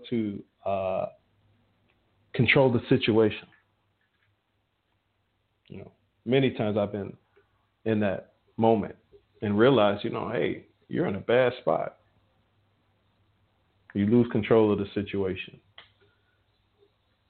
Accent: Chicago, Illinois, United States; I'm from Chicago

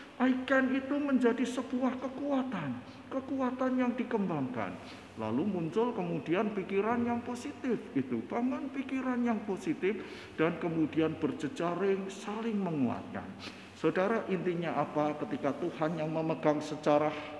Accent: Parakan, Central Java, Indonesia; Saya dari Parakan, Parakan Temanggung

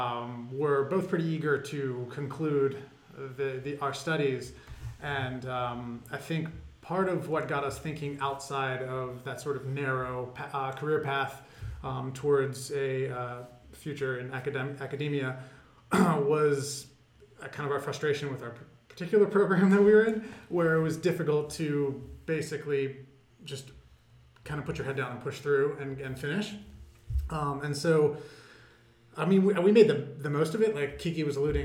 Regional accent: Delaware, United States; now in Philadelphia, United States; I was raised in the exotic state of Delaware

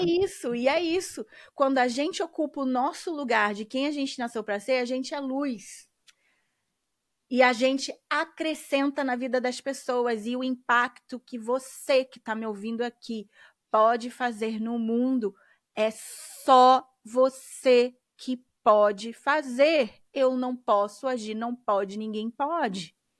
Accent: Brazil; moved away; morando fora do Brasil

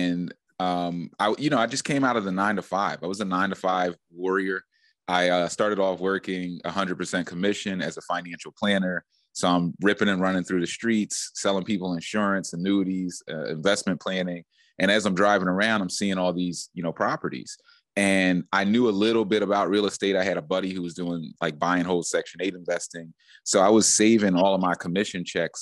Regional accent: Philadelphia, Pennsylvania, United States; moved away; I'm from Philly, so when I go back to Pennsylvania

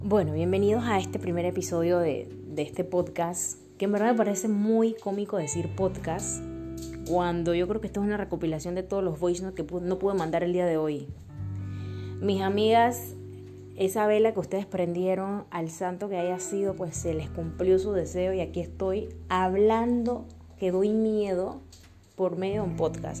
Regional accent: Panama; moved away as an adult; also born or lived in Paris, France; now in Barcelona, Spain; Yo soy panameña, vivo en Europa ya hace 7 años

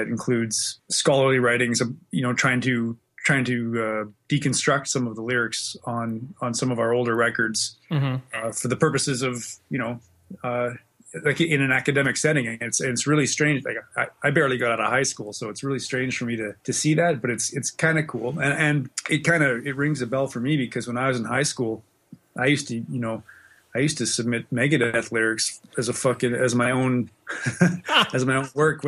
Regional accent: Western Canada, Canada; also born or lived in Australia; now in Winnipeg, Canada; Generally, yeah. My dad was a fighter pilot in the Air Force. So we kind of moved around a lot. We spent a little bit of time in Australia in the 70s, but mostly I was in Western Canada.

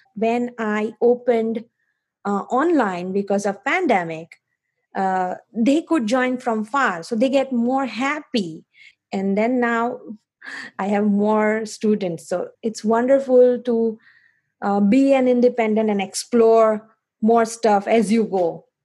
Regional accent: India; moved away as an adult; now in Foster City, United States; I am from India, currently living in Foster City, uh, California

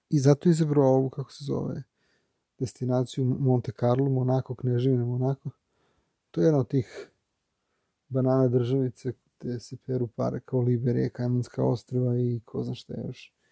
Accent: Belgrade, Serbia; ja sam iz Beograda, ja, Srbija

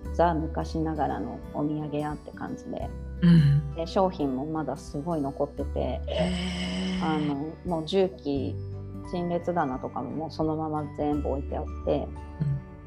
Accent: Tokyo, Japan; moved away as an adult; also born or lived in Ishinomaki / Sendai; now in Lake Towada, Japan; 私も東京出身で夫も神奈川出身で

